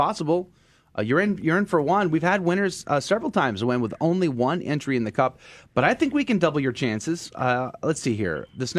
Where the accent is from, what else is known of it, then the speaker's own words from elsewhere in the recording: San Antonio, Texas, United States; San Antonio, fantastic, incredible city. And I'm not saying that just because that is my hometown